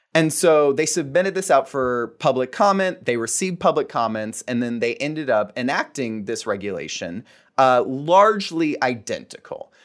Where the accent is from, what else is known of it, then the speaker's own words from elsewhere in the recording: Fort Myers, Florida, United States; I was born and raised in Fort Myers, Florida.